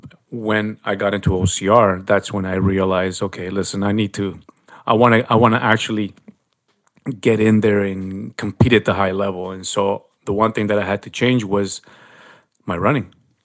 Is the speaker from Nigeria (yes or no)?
no; Canada; accent: Canadian; Yeah, I love being Canadian.